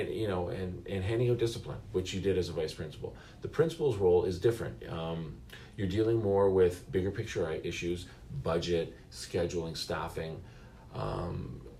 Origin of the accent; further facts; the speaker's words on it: Mississauga, Ontario, Canada; I was blessed in growing up in Mississauga